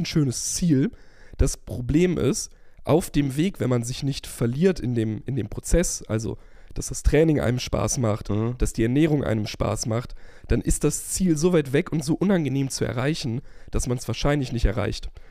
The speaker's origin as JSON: {"language": "German", "country": "Germany", "said": "wir sind als Deutsche"}